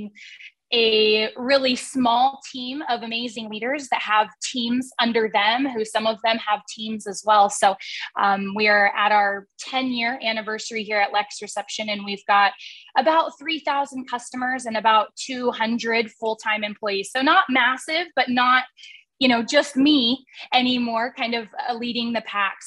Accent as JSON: {"language": "English", "town": "Portland", "region": "Oregon", "country": "United States", "moved": "as an adult", "lives_now": "Boise, United States", "said": "I hail from the Portland, Oregon area originally."}